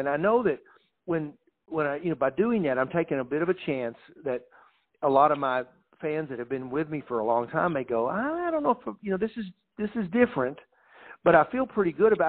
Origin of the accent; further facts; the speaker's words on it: Texas, United States; And my brother, I had our guys, we came up from Texas, you know.